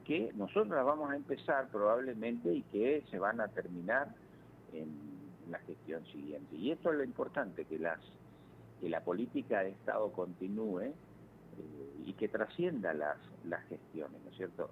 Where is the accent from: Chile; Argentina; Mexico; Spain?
Argentina; Malabrigo, Santa Fe; now in Santa Fe, Argentina; yo soy de Malabrigo